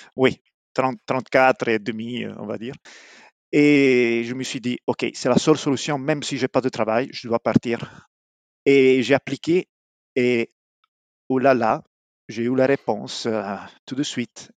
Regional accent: Apulia, Italy; French is a second language; moved away as an adult; also born or lived in Milan; now in Montreal, Canada; je viens d'Épouille

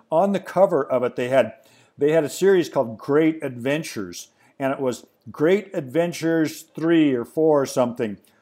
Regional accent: Pacific Northwest, United States; I grew up in the Pacific Northwest.

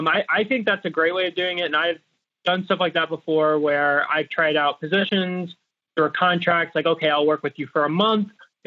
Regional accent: United States; as an American born citizen

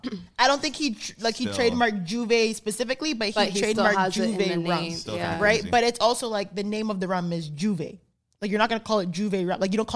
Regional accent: Canada; I'm Jamaican, of Jamaican descent, like, my whole family. I'm first generation Canadian. Everyone who's born before me was born in Jamaica, right?

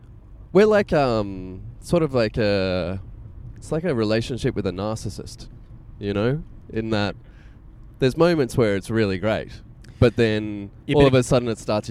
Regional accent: Cessnock, New South Wales, Australia; also born or lived in Newcastle, Australia; I grew up in Cessnock and Newcastle as well. I'm a few years younger than you

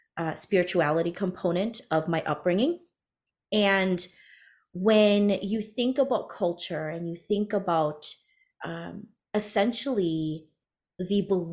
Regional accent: United States; So I am Hmong American, first generation born American, first generation entrepreneur.

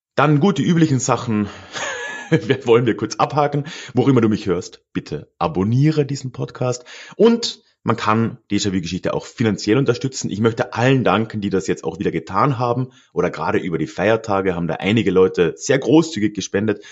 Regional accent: Freising, Bavaria, Germany; moved away as an adult; now in Munich, Germany; meiner alten Heimatstadt Freising

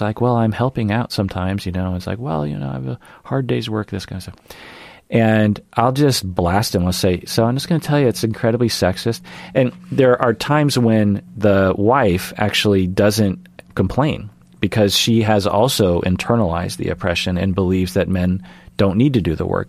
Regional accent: Sammamish, Washington, United States; also born or lived in Ballard, Seattle; growing up in Seattle

